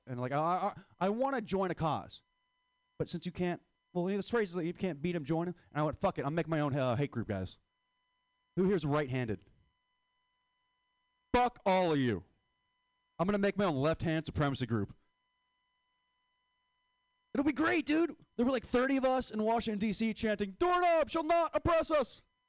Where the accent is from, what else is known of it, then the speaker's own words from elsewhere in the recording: Philippines; And it goes back to the joke about saying how I hate being Filipino.